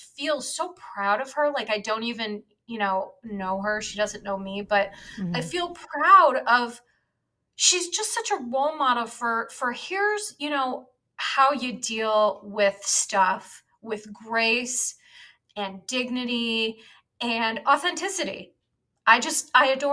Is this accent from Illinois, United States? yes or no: yes; Chicago, Illinois, United States; I'm from Chicago, born and raised